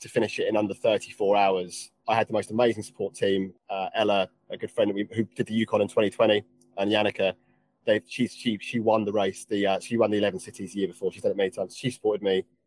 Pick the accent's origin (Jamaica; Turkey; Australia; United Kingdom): United Kingdom; England; accent: English; my English accent